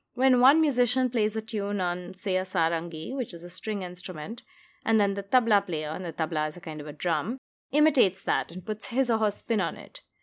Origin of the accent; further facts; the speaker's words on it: India; moved away as an adult; now in New York, United States; I was born and brought up in India and only moved to New York in my mid 20s